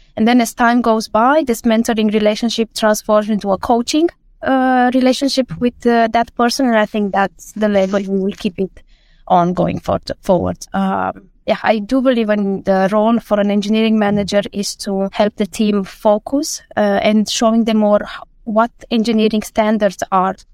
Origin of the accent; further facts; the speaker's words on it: Romania; moved away as an adult; now in Denmark; I come from Romania and I moved to Denmark uh, more than 10 years ago.